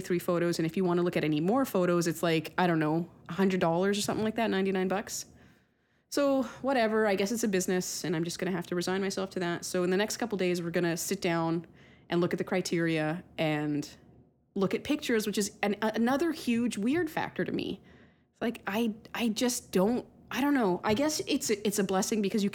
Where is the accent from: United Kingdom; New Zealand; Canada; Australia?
Canada; I'm Canadian